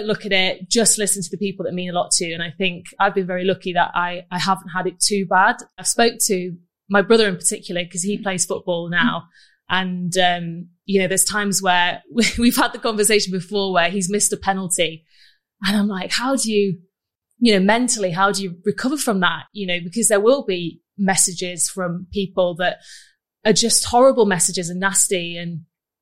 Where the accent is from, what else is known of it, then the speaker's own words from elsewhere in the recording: Manchester, North West England, United Kingdom; Manchester is just my home